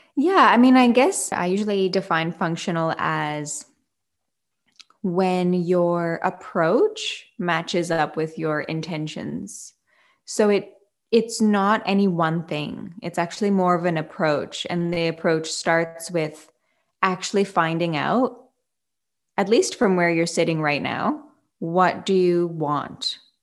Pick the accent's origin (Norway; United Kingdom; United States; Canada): Canada; now in Fremantle, Australia; I am a Canadian born, uh, living in Australia, yoga teacher and business owner